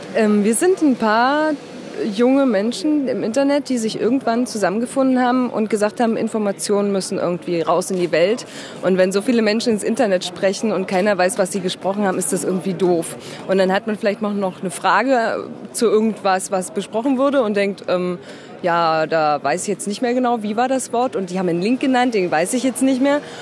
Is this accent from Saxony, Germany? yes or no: yes; Dresden, Saxony, Germany; ich komme aus Dresden